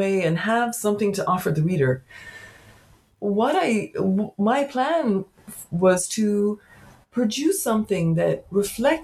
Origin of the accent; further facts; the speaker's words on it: County Cork, Munster, Ireland; now in Berkeley, United States; I'm actually a native of Ireland. I grew up in County Cork